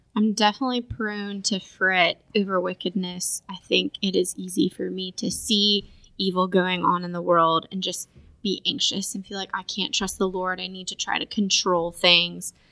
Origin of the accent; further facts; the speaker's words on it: Woodstock, Georgia, United States; now in Augusta, United States; My hometown is Woodstock, Georgia, so it's outside of Atlanta